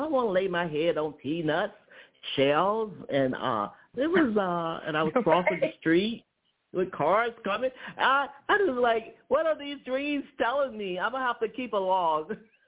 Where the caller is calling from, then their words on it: Atlanta, Georgia, United States; from Georgia, Atlanta.